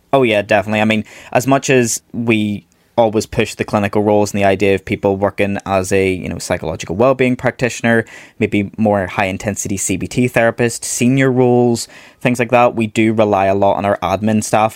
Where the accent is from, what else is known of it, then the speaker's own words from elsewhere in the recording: Belfast, Northern Ireland, United Kingdom; originally I am from Belfast, so I studied over here in Northern Ireland.